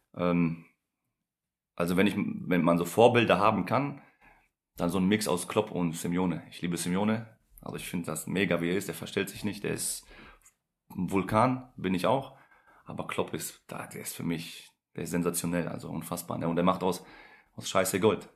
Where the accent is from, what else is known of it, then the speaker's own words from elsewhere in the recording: Essen, North Rhine-Westphalia, Germany; also born or lived in Poland; Ich bin ja selber äh, gebürtiger Pole, bin mit zwei hier hingekommen